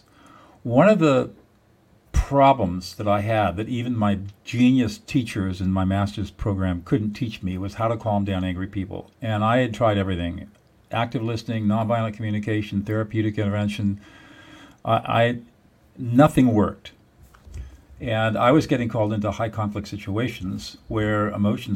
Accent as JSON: {"language": "English", "region": "Southern California", "country": "United States", "tie": "born or raised there", "said": "I grew up in Southern California"}